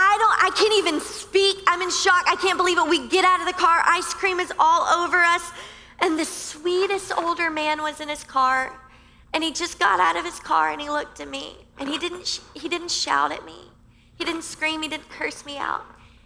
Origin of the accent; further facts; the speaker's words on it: Louisiana, United States; now in Miami, United States; Like I came from Louisiana and everyone is very kind on the interstate. You know, we don't have as many lanes as you crazy people here in Miami.